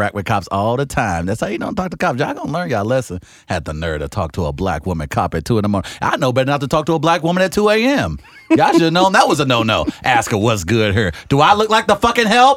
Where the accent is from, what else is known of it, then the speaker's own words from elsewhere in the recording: St. Louis, Missouri, United States; I'm from St. Louis